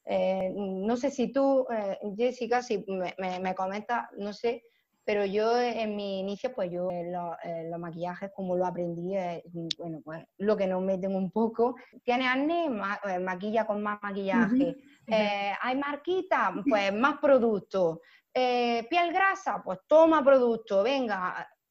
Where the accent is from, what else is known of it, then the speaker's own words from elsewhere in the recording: Almería, Andalusia, Spain; soy de Almería